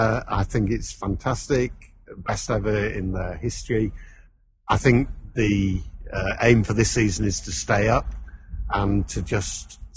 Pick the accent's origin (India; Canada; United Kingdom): United Kingdom; Hull, Yorkshire and the Humber; I'm from Hull. I'm a Hull City fan.